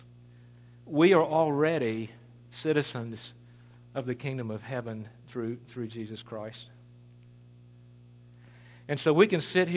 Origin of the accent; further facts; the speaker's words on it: United States; as American citizens